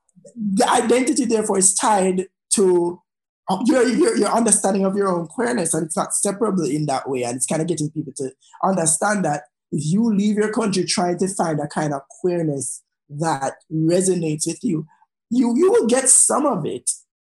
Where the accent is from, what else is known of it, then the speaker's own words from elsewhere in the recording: Jamaica; I, as a Jamaican batty man